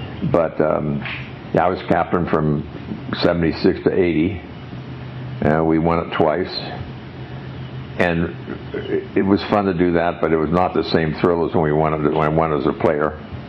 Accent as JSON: {"language": "English", "town": "San Angelo", "region": "Texas", "country": "United States", "tie": "born or raised there", "said": "It's my hometown, my home club."}